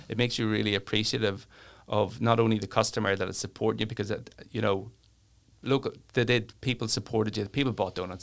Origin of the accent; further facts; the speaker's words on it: Newry, Northern Ireland, United Kingdom; I'm from Newry and I love Newry